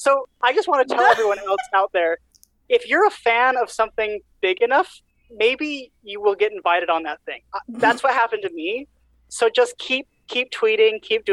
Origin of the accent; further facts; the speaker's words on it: Utah, United States; moved away as an adult; now in Burlington, United States; I went to high school in Utah. I grew up in Utah. That's my entire young pre-18 experience was all in Utah